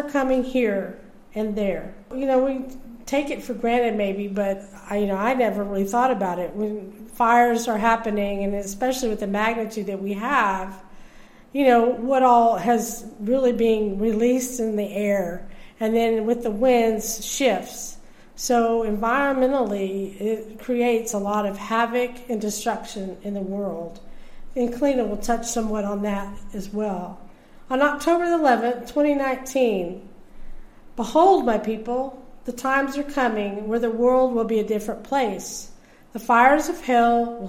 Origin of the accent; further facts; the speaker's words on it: Texas, United States; I'm from Texas